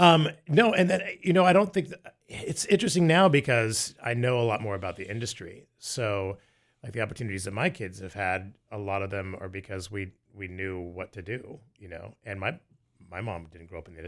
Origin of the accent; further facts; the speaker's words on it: Tampa, Florida, United States; I grew up in the Tampa Bay area of Florida, and then I started doing commercials when I was a kid.